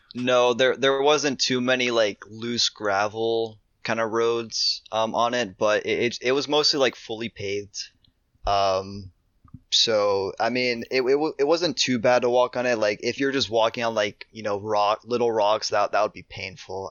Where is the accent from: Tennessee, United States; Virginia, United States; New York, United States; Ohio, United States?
Ohio, United States; I'm from Ohio.